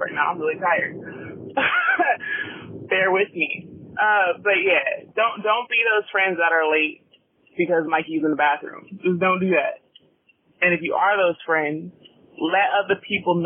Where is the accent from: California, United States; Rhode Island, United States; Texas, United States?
California, United States; Southern; I'm from Southern California